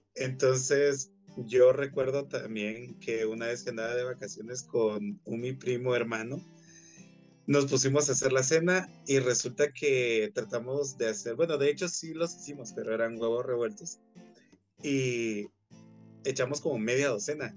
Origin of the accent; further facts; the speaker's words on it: Guatemala; todo lo que nos representa como guatemaltecos